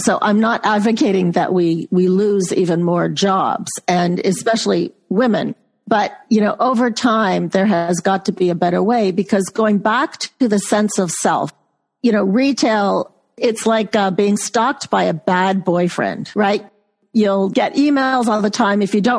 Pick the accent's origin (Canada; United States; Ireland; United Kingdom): Canada; accent: Canadian; And you'll probably see my Canadian accent come out in about a half an hour after talking with you.